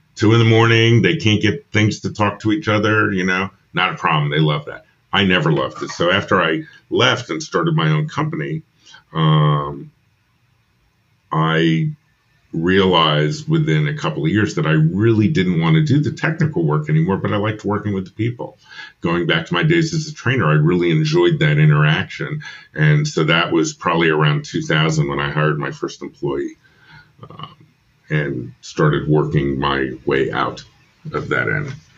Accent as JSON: {"language": "English", "region": "New York", "country": "United States", "also_born_or_lived": "Philadelphia", "moved": "as an adult", "said": "I'm from New York originally."}